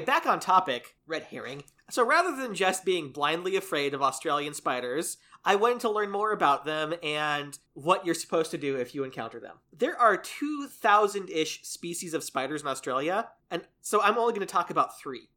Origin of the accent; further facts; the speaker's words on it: United States; as an American